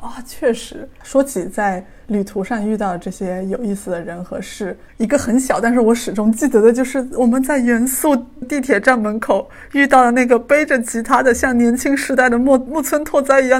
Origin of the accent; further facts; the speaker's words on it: Yunnan, China; moved away as an adult; now in Tokyo, Japan; 我是来自云南哈尼族，住在东京，在日本七年的